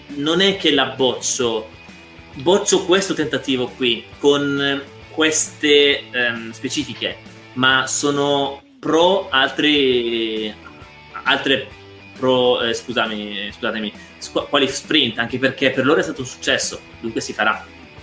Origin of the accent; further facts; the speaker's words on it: Belvedere Marittimo, Calabria, Italy; io sono calabrese